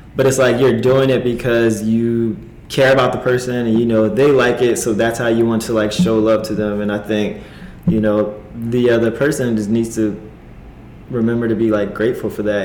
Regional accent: New Jersey, United States; now in Los Angeles, United States; I am from New Jersey, East Coast boy through and through

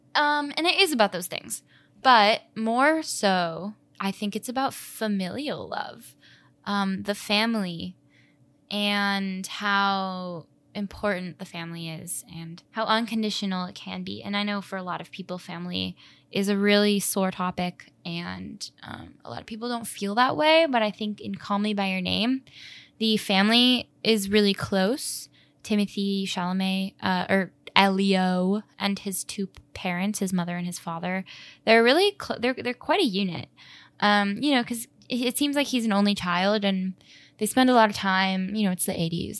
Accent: Chicago, Illinois, United States; I grew up in Edgewater in Chicago

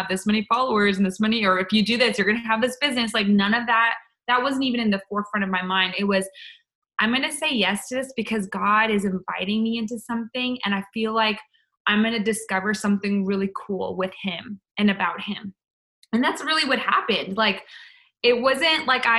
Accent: Canada; moved away as an adult; now in United States; I was waiting for my green card, because I'm from Canada

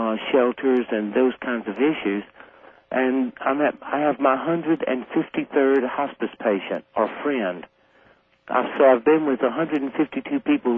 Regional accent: Deep South, United States; And I figured if anyone would go to hell, it would be me, based on the nature of growing up in the Deep South.

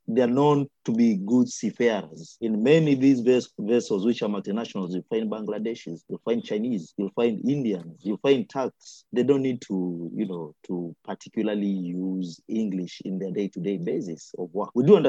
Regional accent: Kilifi, Kilifi County, Kenya; I come from Kilifi, I've been born in Kilifi, we've been burying our people in Kilifi.

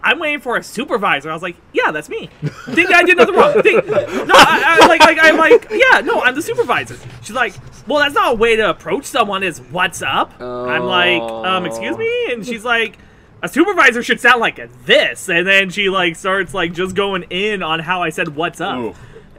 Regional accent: California, United States; I'm fairly certain that's just because I came from California. Like, what's up is a very Californian thing to say.

